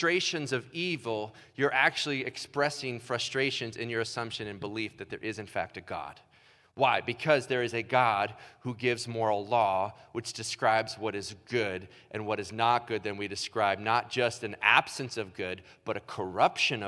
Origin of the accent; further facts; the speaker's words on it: Illinois, United States; moved away; also born or lived in Ohio; I was born in Illinois